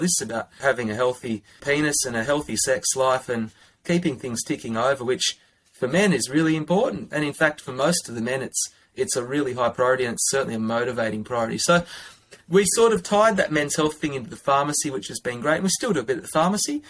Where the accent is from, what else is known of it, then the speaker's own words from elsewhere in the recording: Armidale, New South Wales, Australia; now in Canberra, Australia; I'm originally from Armidale, which is in northern New South Wales.